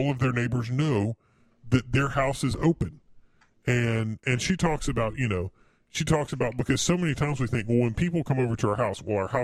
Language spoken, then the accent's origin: English; the South, United States; we're from the South